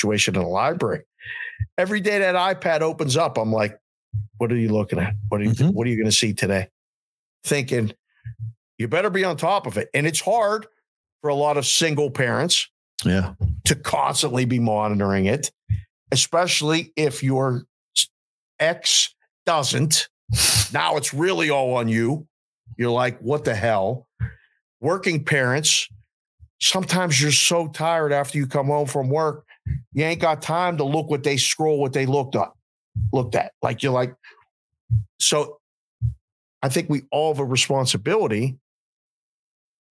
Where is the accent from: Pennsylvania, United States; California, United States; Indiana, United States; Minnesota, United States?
Pennsylvania, United States; Pittsburgh; now in Las Vegas, United States; I'm from Pittsburgh originally